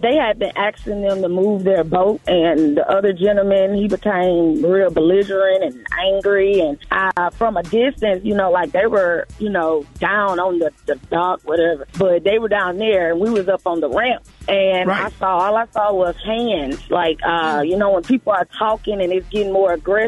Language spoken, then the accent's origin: English; Selma, Alabama, United States; I'm from Selma